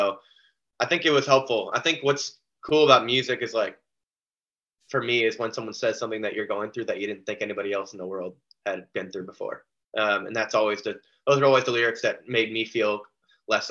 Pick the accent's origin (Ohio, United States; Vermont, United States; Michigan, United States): Vermont, United States; I'm from Vermont